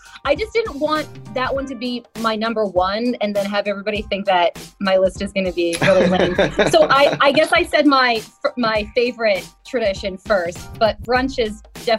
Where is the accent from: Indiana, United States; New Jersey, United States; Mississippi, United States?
New Jersey, United States; being from New Jersey, although I do have to say that even though I grew up in New Jersey, I grew up in a part of New Jersey that's a little bit closer to, I guess you would, the way people would think, Pennsylvania.